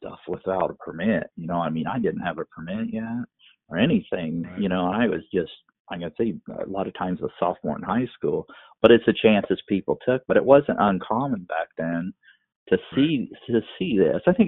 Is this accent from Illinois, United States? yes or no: yes; Macomb, Illinois, United States; now in Good Hope, United States; I live in Good Hope, but I grew up in Macomb